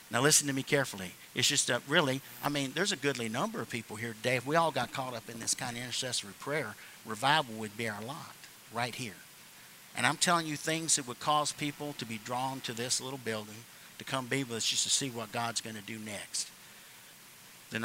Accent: the South, United States; I'm just somebody from the South

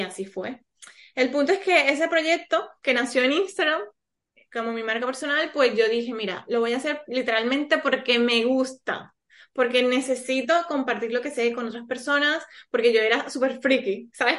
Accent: Colombia; moved away as an adult; now in Spain; Yo soy colombiana y hace siete años vivo aquí en España, ahora también soy española.

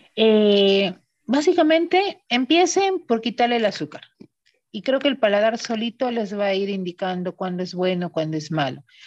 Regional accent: Villa Rica, Pasco, Peru; Regresé a Villarrica hace 13 años, ¿no? Siempre quise regresar a mi tierra

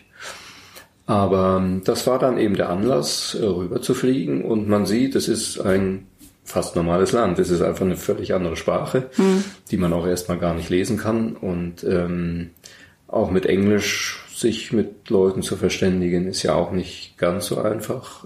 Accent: Berlin, Germany; moved away as an adult; now in Munich, Germany; Berlin 1990 öffnete sich zwar gerade, das ist meine Heimatstadt

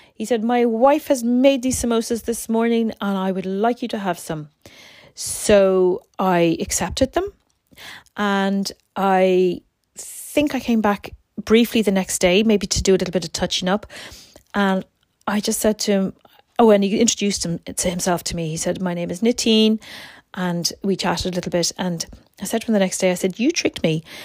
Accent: Ireland; I'm from Ireland.

